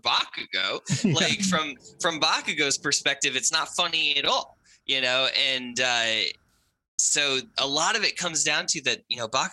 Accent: New England, United States; I grew up in New England in just like a small town

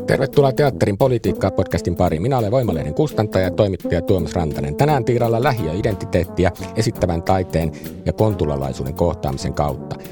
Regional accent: Helsinki, Uusimaa, Finland; Itä-Helsingin lähiössä sama meillä Roihuvuoressa, kun mä oon siis sitä naapurilähiöstä

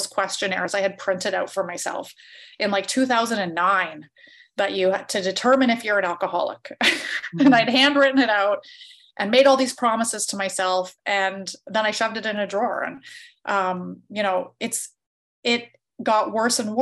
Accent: Canada; because I grew up in a small town and everybody drank, I'm from Canada

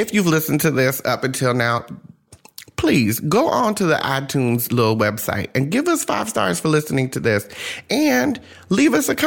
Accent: New Jersey, United States; I grew up in Jersey

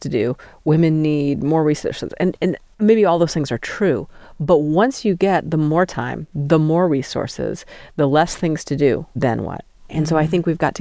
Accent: Steamboat Springs, Colorado, United States; moved away as an adult; also born or lived in Utah; now in Salt Lake City area, United States; I grew up in Steamboat Springs

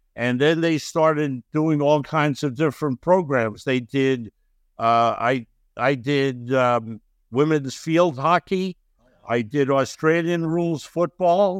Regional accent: New York City, New York, United States; also born or lived in Ulm, Germany; a youngster growing up in Brooklyn

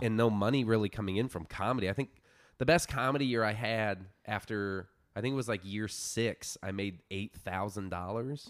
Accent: Florida Keys, United States; moved away; I grew up in the Florida Keys

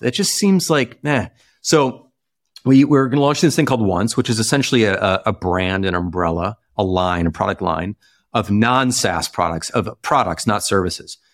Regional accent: Chicago, Illinois, United States; maybe it's a Midwesternness in me, you know, growing up in Chicago

